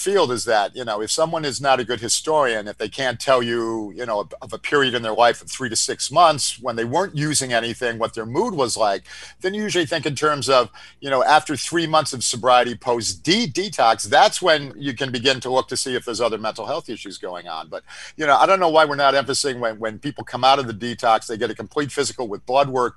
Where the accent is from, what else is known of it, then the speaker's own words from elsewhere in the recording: Northeast, United States; we're from the Northeast